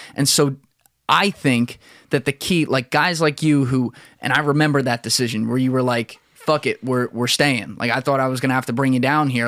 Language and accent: English; New Jersey, United States; moved away as an adult; also born or lived in New York; We're both from South Jersey. Grew up around Philly in Philly all the time